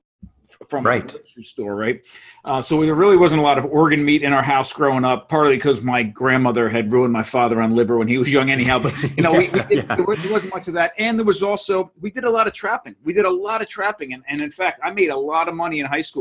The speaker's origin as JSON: {"language": "English", "area": "Monmouth County", "region": "New Jersey", "country": "United States", "tie": "born or raised there", "said": "I grew up in New Jersey, a couple miles from the beach in Monmouth County, New Jersey"}